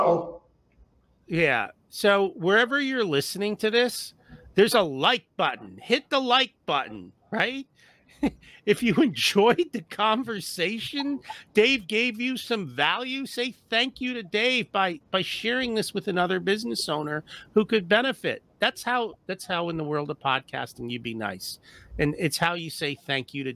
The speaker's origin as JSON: {"language": "English", "country": "India", "tie": "born or raised there", "moved": "yes", "lives_now": "United States", "said": "I was born in India. I'm an immigrant to the U.S. My parents came here with like next to no money"}